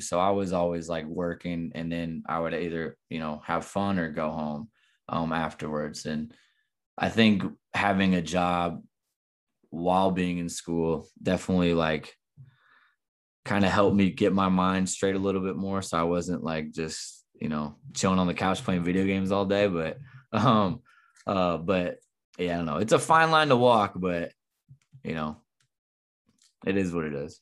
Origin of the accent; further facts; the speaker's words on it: Southern Illinois, United States; also born or lived in Missouri; working in my hometown right now